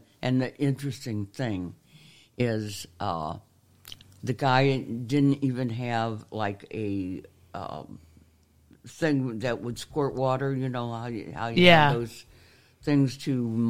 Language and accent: English; St. Louis, Missouri, United States; moved away as an adult; also born or lived in Baden, Missouri / South Orange, New Jersey; Yes, I grew up in St. Louis County, really.